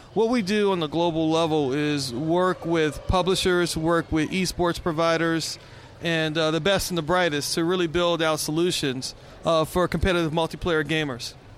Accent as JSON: {"language": "English", "town": "New Orleans", "region": "Louisiana", "country": "United States", "tie": "born or raised there", "also_born_or_lived": "Houston", "moved": "as an adult", "lives_now": "Seattle, United States", "said": "growing up in New Orleans was a true blessing"}